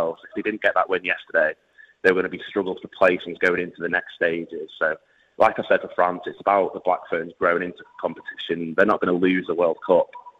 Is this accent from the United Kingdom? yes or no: yes; England, United Kingdom; even for me as an Englishman